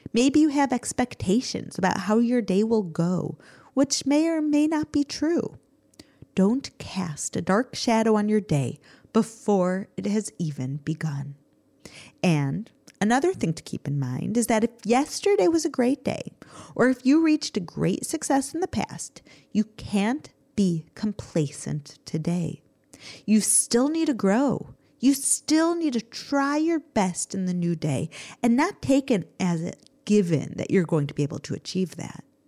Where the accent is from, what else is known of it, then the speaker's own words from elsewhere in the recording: United States; now in Israel; growing up in America